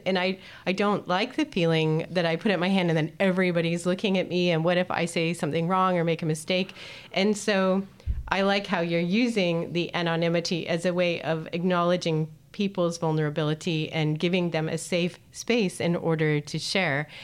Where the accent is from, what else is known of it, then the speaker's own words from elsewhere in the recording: Canada; now in Netherlands; I come from Canada